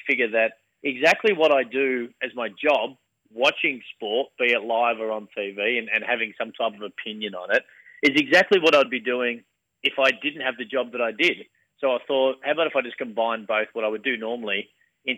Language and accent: English; Bacchus Marsh, Victoria, Australia; where I grew up in Bacchus Marsh in the west of Melbourne